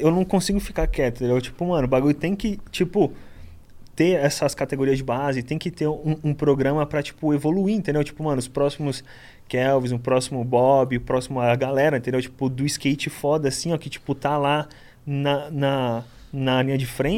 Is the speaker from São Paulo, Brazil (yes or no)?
yes; Guarujá, São Paulo, Brazil; also born or lived in Itanhaém